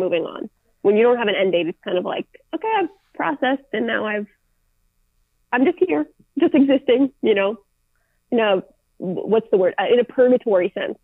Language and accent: English; Minneapolis, Minnesota, United States; I didn't choose to grow up in the Twin Cities in Minnesota.